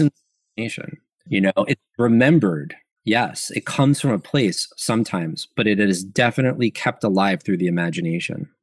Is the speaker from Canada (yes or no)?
no; New York, United States; I'm from New York